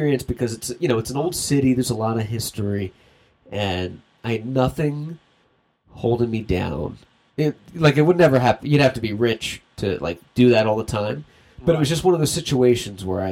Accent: United States; I'm American

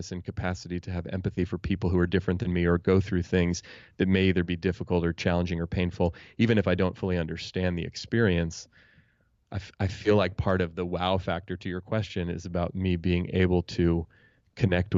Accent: Oakland, California, United States; I grew up in Oakland, California, here in the San Francisco Bay Area, where I still live.

